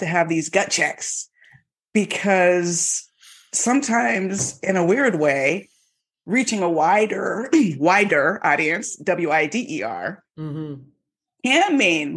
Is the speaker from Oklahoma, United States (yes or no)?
no; Miami, Florida, United States; now in Los Angeles, United States; I grew up in Miami